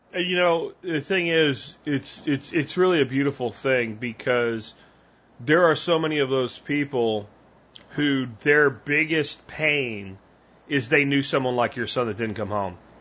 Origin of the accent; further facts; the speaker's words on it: Pennsylvania, United States; moved away as an adult; now in Texas, United States; I grew up in Pennsylvania and I moved to Texas back in 1993